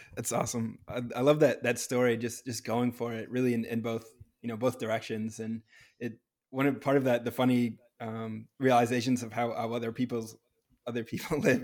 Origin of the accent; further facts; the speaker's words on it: Bedford, New Hampshire, United States; moved away as an adult; now in Los Angeles, United States; I grew up in New Hampshire